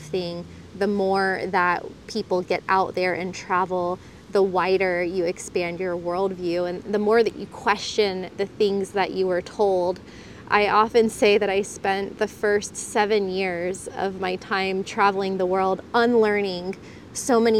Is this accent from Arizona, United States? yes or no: no; Florida, United States; moved away as an adult; also born or lived in Costa Rica; I'm from Florida